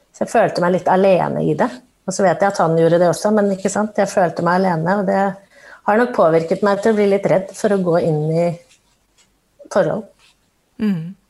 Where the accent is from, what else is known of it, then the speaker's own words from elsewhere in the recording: Oslo, Norway; født og oppvokst i Oslo